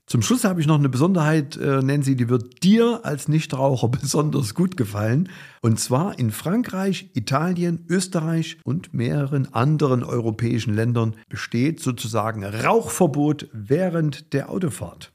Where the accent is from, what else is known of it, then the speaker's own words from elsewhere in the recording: Germany; bei uns in Deutschland